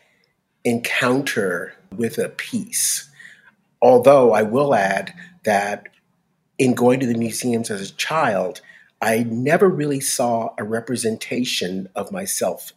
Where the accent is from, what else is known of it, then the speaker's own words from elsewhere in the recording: New York City, New York, United States; now in Los Angeles, United States; born and raised in New York City